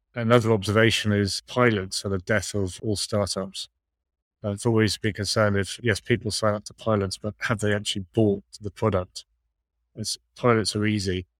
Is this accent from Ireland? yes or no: yes; Ireland; I'm, I'm Irish